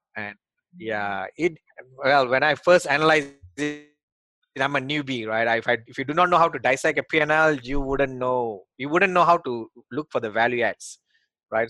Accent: Malaysia; moved away as an adult; also born or lived in Australia; now in United States; I came from Malaysia.

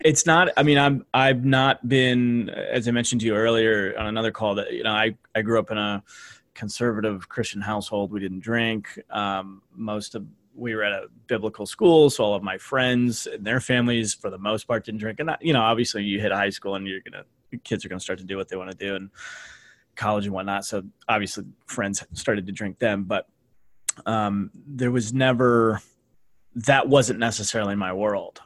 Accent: Canada; as a Canadian

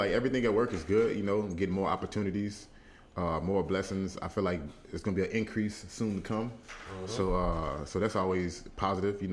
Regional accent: Dallas, Texas, United States; moved away as an adult; now in New York City, United States; I'm still a Dallas boy

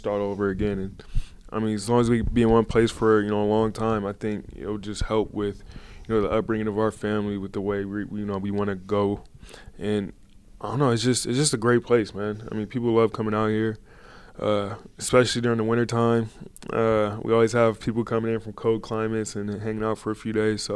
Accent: Portland, Oregon, United States; also born or lived in Southern California; growing up in Portland

